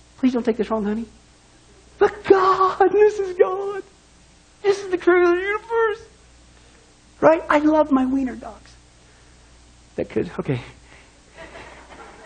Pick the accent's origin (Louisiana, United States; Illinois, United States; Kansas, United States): Kansas, United States; growing up in Kansas